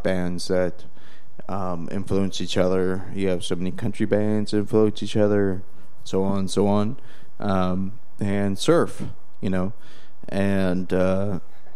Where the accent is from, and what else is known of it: Idaho, United States; also born or lived in Las Vegas; now in Portland, United States